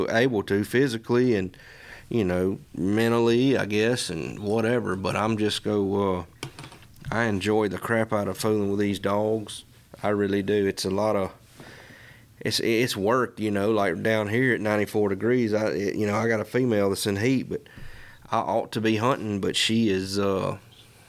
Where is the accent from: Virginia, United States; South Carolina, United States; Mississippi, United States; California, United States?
Mississippi, United States; I'm from Mississippi